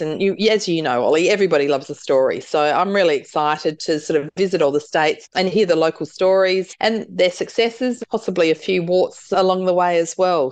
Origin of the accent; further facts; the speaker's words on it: South Australia, Australia; I'm from South Australia